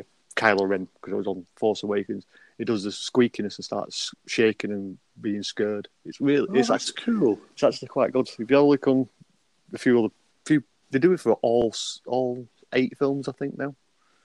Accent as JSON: {"language": "English", "town": "Bolton", "region": "North West England", "country": "United Kingdom", "tie": "born or raised there", "said": "I'm from Bolton, just outside of Manchester, in sunny England. Are you still in Bolton? Yeah, I'm still in Bolton. Lived there all my life."}